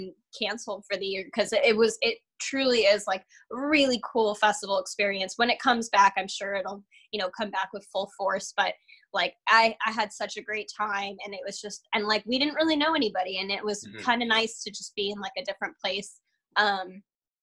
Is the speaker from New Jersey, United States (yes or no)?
no; California, United States; I'm from California, born and raised, so I've never really been outside of the state, like living wise